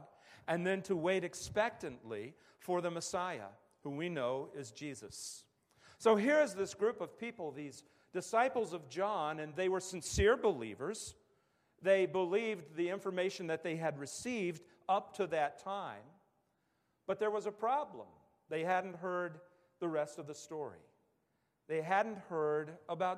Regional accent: West Virginia, United States; as I was growing up in West Virginia

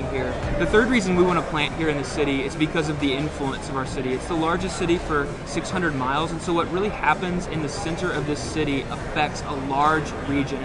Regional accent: Northwest Arkansas, United States; moved away as an adult; also born or lived in Louisville, Kentucky; now in Denver, United States; we grew up in Northwest Arkansas

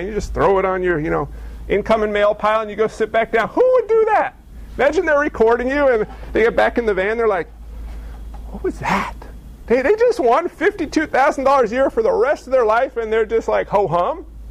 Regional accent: United States; we have as American Christians

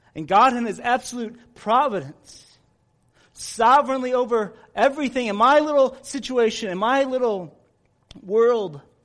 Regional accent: United States; we as American Christians

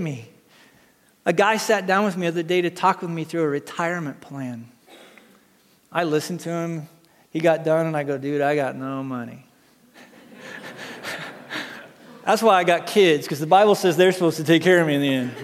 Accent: United States; I grew up in Wyoming, Montana

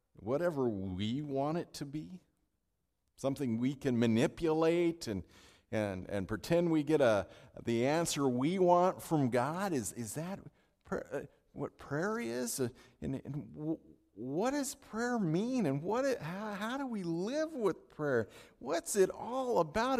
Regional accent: California, United States; now in Minnesota, United States; I'm from California.

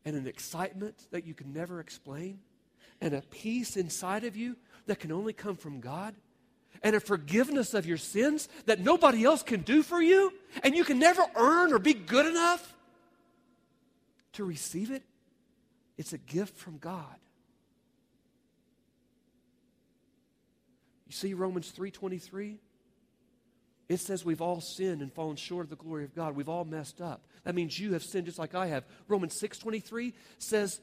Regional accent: Oklahoma, United States; my home state

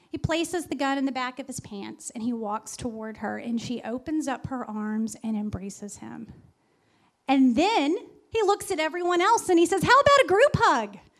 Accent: Texas, United States; my family, and we're from Texas

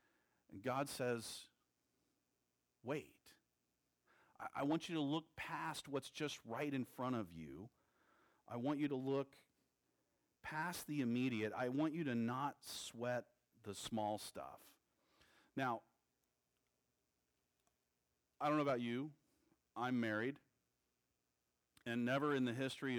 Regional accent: Texas, United States; I'm a Texan

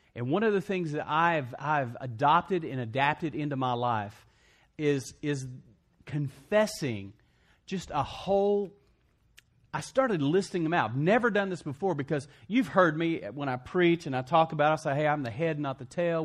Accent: West Texas, United States; I grew up in West Texas

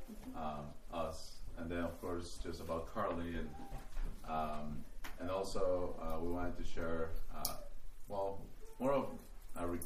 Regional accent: Lima, Peru; now in United States; I'm from Peru originally. Um, I was born there in Lima

